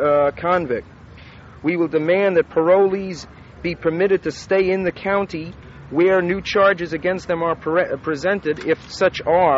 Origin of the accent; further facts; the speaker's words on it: San Francisco, California, United States; San Francisco.